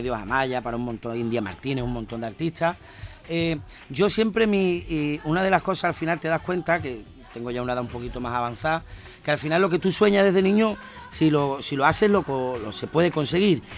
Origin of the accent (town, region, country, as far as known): Andalusia, Spain